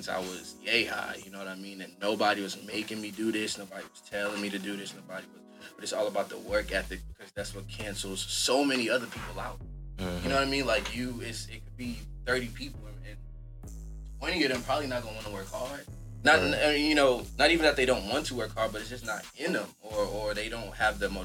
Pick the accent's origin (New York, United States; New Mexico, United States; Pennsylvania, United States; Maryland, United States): New York, United States; New York City; moved away as an adult; now in California, United States; I'm from Brooklyn, New York